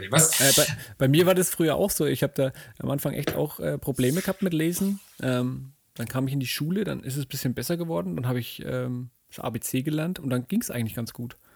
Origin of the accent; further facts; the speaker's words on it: Germany; ich als Deutscher natürlich denke mir dann, hä, wieso wollt ihr das alle wissen?